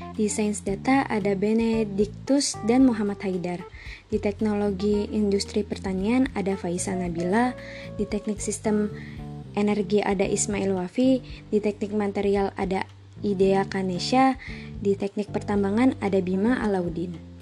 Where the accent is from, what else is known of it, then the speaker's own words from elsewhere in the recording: Bandar Lampung, Lampung, Indonesia; Gua berasal dari Bandar Lampung